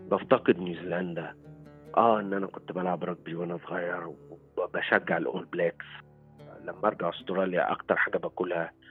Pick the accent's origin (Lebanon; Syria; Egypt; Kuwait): Egypt; لكن في الاخر هويتي انا مصري وافتخر يعني